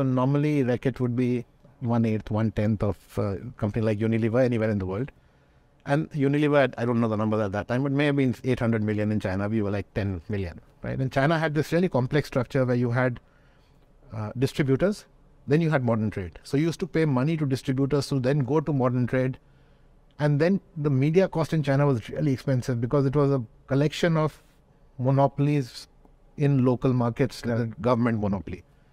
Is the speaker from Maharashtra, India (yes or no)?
no; Delhi, India; moved away as an adult; also born or lived in Beijing / Gurgaon; I come from Delhi.